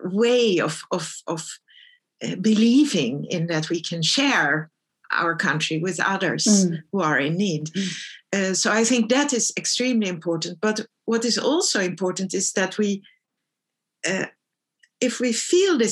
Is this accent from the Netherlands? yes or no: yes; Netherlands; moved away as an adult; also born or lived in Stockholm, Sweden; I grew up in the Netherlands